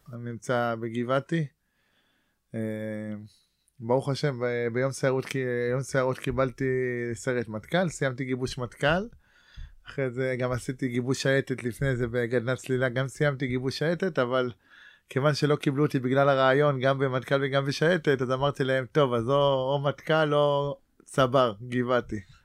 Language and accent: Hebrew; Ra'anana, Central District, Israel; moved away as an adult; also born or lived in Neve, Gaza envelope / Atzmona; ואני גדלתי ברעננה